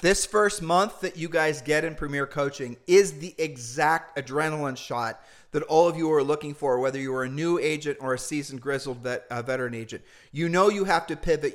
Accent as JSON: {"language": "English", "region": "Ohio", "country": "United States", "said": "We're humble people from Ohio"}